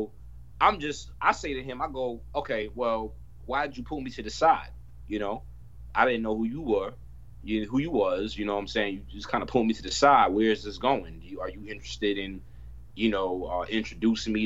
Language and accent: English; New York City, New York, United States; I was born in Harlem Hospital, born and raised here. I've been in Harlem my whole life